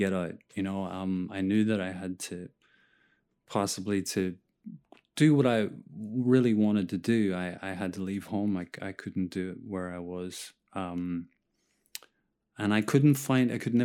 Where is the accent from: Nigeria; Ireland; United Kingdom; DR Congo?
Ireland; moved away as an adult; now in New York, United States; I'm Irish